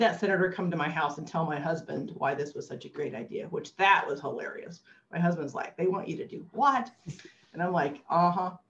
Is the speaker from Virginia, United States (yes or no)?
no; Illinois, United States; moved away; I grew up in Illinois in a state and most of our governors had gone to jail.